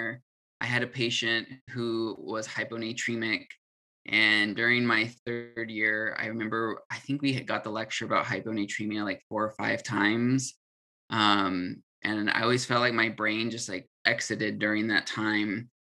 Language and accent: English; California, United States; moved away as an adult; also born or lived in Utah / Colorado; I'm from California. I did undergrad in Utah.